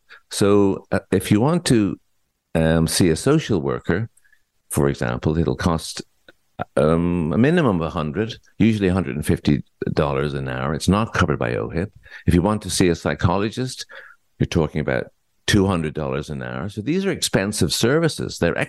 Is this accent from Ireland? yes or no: yes; Ireland; now in Ontario, Canada; I came from Ireland many years ago at the invitation of the Ministry of Health of Ontario because there was a shortage of psychiatrists.